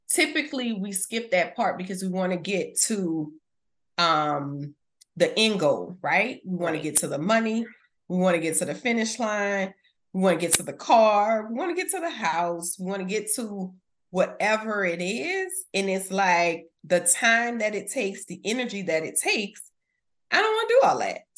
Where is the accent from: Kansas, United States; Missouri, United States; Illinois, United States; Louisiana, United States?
Louisiana, United States; New Orleans; from the West Bank.